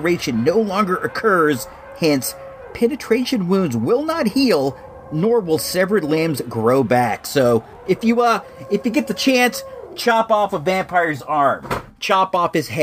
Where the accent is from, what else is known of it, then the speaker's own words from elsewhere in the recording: Illinois, United States; moved away; I was born in Illinois